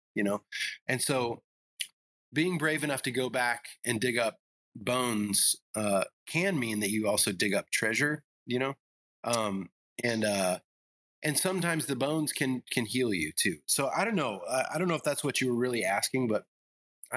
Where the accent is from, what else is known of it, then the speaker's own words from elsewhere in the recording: the South, United States; also born or lived in Illinois; And I also grew up in the South